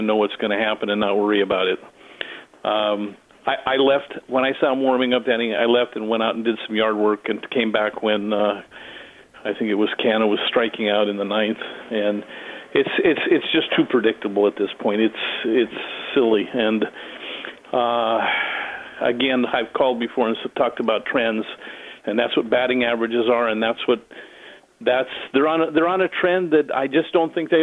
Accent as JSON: {"language": "English", "town": "Oakland", "region": "California", "country": "United States", "tie": "born or raised there", "said": "Born and raised in Oakland"}